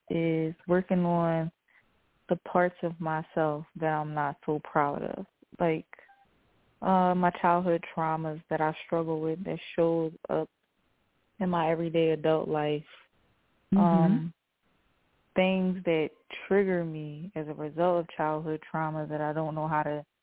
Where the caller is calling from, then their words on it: Philadelphia, Pennsylvania, United States; I'm calling from Philly.